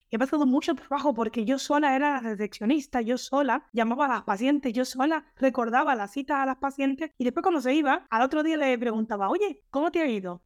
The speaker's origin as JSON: {"language": "Spanish", "country": "Cuba", "moved": "as an adult", "lives_now": "Reus, Spain", "said": "nos casamos en el 99 y hasta el 2001 no salí de Cuba"}